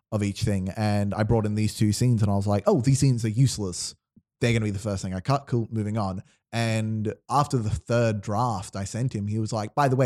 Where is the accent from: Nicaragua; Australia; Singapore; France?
Australia; we are Australian